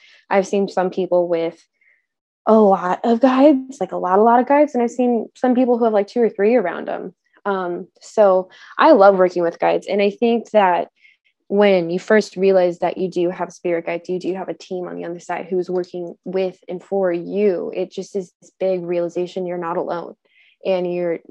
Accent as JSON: {"language": "English", "region": "Southern California", "country": "United States", "moved": "yes", "lives_now": "Northern Washington, United States", "said": "I'm currently located in Northern Washington. I'm from Southern California."}